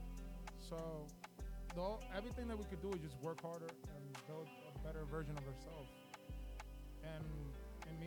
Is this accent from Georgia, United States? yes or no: no; New York City, New York, United States; also born or lived in Bronx; I was born here